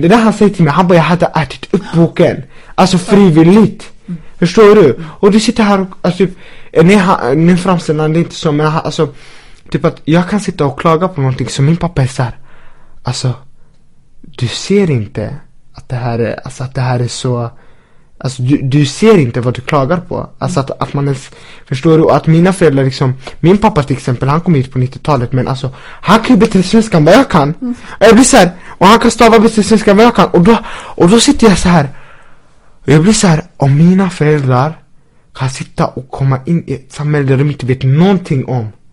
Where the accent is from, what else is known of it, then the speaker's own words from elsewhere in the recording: Linköping, Östergötland, Sweden; vi som har växt upp här i Sverige